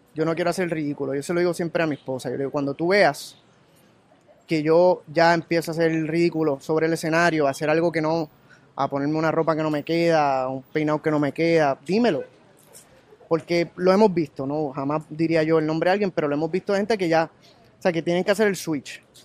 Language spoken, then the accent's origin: Spanish; Puerto Rico; soy de Puerto Rico